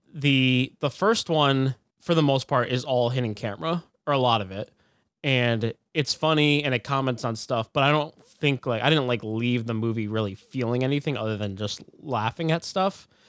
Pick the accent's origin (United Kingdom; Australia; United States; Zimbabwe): United States; as an American